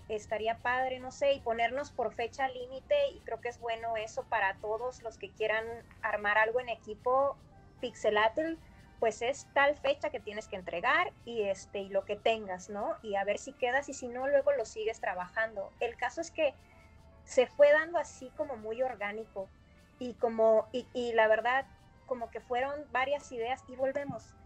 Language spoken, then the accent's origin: Spanish; Mexico; also born or lived in United States